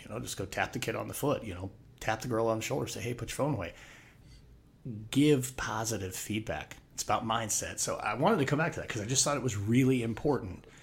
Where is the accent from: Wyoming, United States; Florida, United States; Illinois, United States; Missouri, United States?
Wyoming, United States; moved away as an adult; also born or lived in Northwest Arizona; moved back to my home state of Wyoming